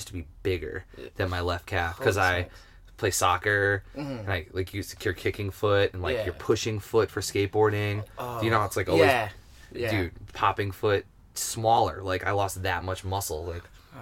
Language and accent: English; Cleveland, Ohio, United States; now in Western Massachusetts, United States; I grew up in Cleveland, Ohio